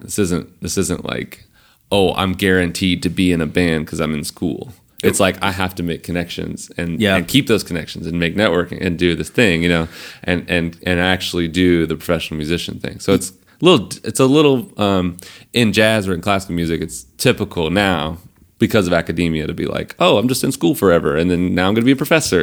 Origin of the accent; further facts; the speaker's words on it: Central Georgia, United States; moved away as an adult; now in New York City, United States; I come from Georgia